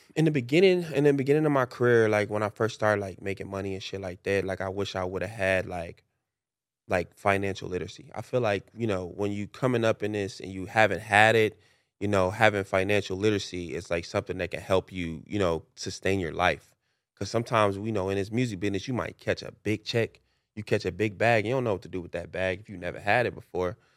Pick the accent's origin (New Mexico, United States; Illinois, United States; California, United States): Illinois, United States; Chicago; moved away; also born or lived in Los Angeles / Atlanta; I grew up in Chicago